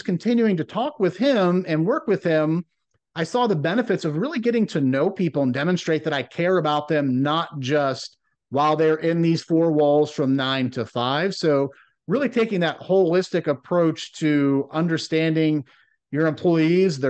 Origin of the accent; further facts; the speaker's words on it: Rust Belt of Ohio, United States; growing up in the Rust Belt of Ohio